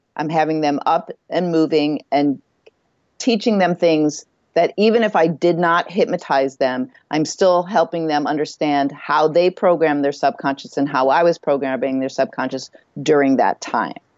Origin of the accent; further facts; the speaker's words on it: Midwest, United States; moved away as an adult; also born or lived in California; where I grew up in the Midwest